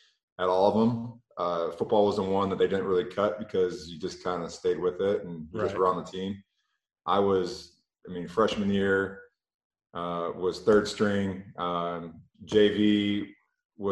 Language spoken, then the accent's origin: English; Michigan, United States; I grew up in Michigan